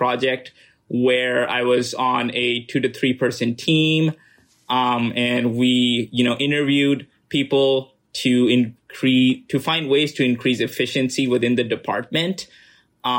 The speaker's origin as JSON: {"language": "English", "country": "Pakistan", "tie": "born or raised there", "also_born_or_lived": "United States", "moved": "as an adult", "said": "I was born and raised in Pakistan, spent 18 years of my life there"}